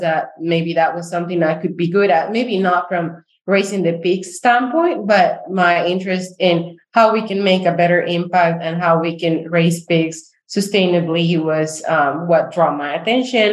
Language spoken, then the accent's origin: English; Bolivia; first language Spanish; English is a second language; moved away as an adult; also born or lived in Honduras / Texas / Oklahoma; now in United States; I'm originally from Bolivia